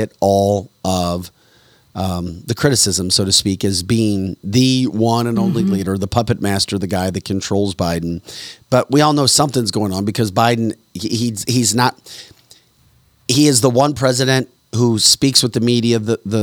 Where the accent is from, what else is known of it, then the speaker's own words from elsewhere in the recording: United States; I'm embarrassed as an American